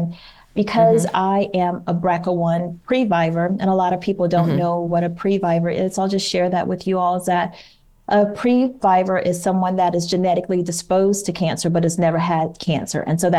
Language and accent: English; Georgia, United States; also born or lived in Washington, D.C.; And so my husband retired here in the Atlanta area, but we're actually from Georgia. So it all worked out. So we essentially came home when he retired.